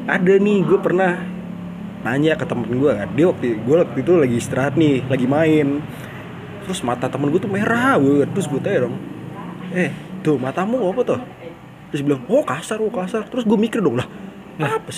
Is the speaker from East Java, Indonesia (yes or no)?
no; Yogyakarta, Special Region of Yogyakarta, Indonesia; Masa kecil gue di Jogja ya? Sebenarnya nih masa kecil gue di Jogja nih biasa-biasa aja